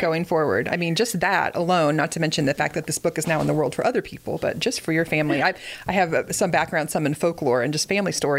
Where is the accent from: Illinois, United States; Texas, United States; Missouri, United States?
Missouri, United States; Springfield; I grew up in Springfield, Missouri